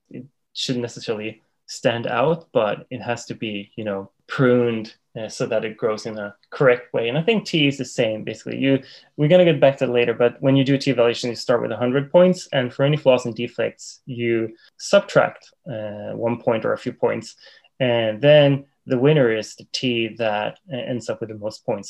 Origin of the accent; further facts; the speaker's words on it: Sweden; moved away as an adult; now in Japan; I was born and raised in Sweden, and I moved to Japan about 10 years ago.